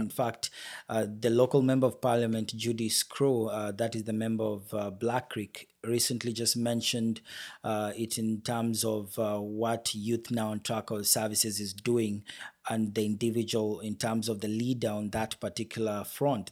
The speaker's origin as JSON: {"language": "English", "country": "Kenya", "moved": "as an adult", "lives_now": "Brampton, Canada", "said": "my home country, Kenya, where I already had the company running"}